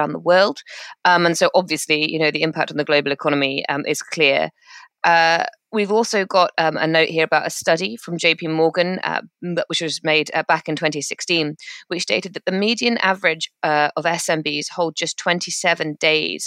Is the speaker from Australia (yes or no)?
no; United Kingdom; I'm British